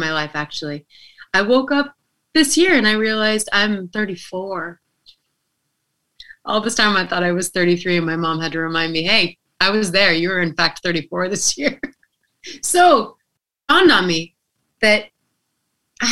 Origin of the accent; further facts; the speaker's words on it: Reno, Nevada, United States; I'm considered a local because I'm from Reno.